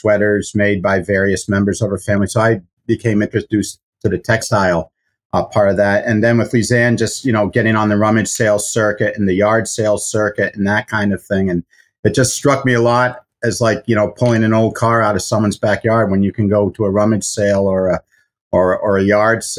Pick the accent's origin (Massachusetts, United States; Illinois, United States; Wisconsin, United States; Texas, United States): Massachusetts, United States; Boston; I grew up in Boston